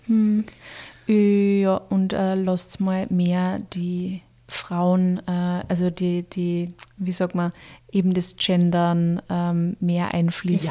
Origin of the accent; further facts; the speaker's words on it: Austria; bei uns in Österreich